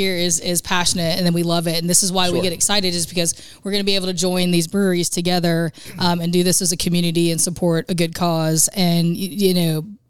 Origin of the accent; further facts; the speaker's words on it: Cary, North Carolina, United States; I grew up in Cary, so I'm real familiar with Cary